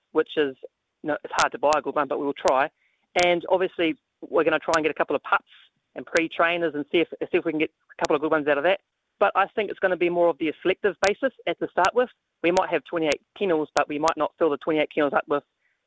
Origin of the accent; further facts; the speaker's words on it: New Zealand; moved away as an adult; I'm a Kiwi boy